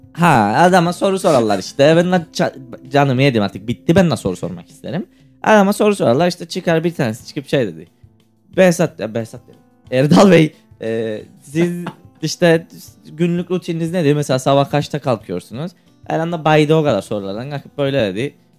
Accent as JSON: {"language": "Turkish", "country": "Cyprus", "said": "Ben Kıbrıslıyım"}